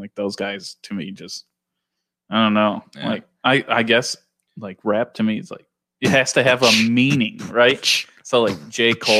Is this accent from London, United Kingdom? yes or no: no; Dundee, Scotland, United Kingdom; I'm from Dundee.